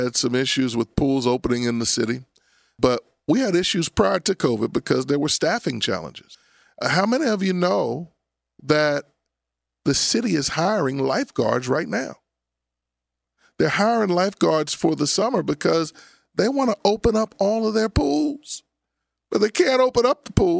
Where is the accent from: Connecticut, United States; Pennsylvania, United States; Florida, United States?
Pennsylvania, United States; Abington; I grew up in Abington. I went to Abington High School